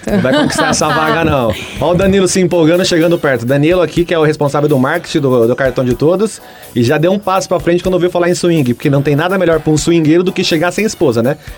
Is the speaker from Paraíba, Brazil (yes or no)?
yes; Lagoa Seca, Paraíba, Brazil; Não, sou paraibano, sou de uma cidadezinha chamada Lagoa Seca, tem 30 mil habitantes